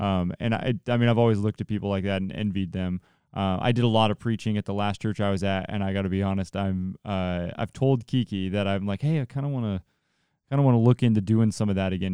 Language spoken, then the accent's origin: English; Central Valley, California, United States; I'm from the Central Valley